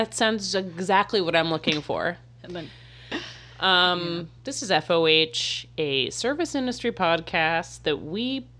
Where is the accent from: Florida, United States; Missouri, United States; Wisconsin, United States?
Florida, United States; moved away; I'm also from Florida.